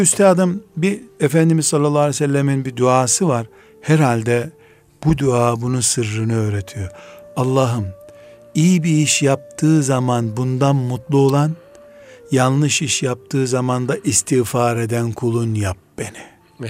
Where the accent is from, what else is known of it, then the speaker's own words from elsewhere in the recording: Black Sea Region, Turkey; ben Karadenizliyim.